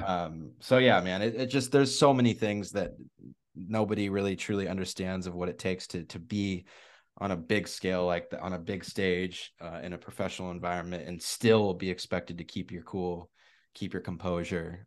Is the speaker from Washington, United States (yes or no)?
yes; Spokane, Washington, United States; I'm from Spokane, Washington, so I've been a Seahawks guy